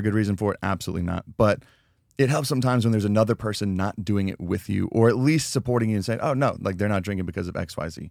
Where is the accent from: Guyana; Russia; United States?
United States; Colorado; growing up in Colorado, you'd go back in the Rocky Mountains